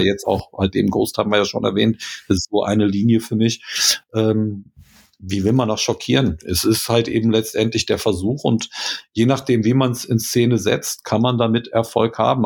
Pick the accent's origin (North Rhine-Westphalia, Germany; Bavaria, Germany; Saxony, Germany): North Rhine-Westphalia, Germany; Krefeld; wir kommen aus Krefeld